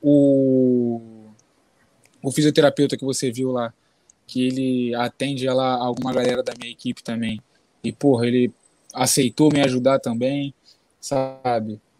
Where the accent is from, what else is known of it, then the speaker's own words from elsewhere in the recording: Brazil; Eu sou brasileiro, faço jiu-jitsu, mas não sou do jiu-jitsu